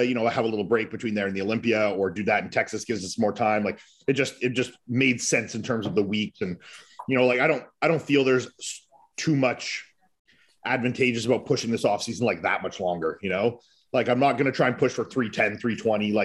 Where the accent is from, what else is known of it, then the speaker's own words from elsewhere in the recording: Canada; now in Florida, United States; I'm Canadian too.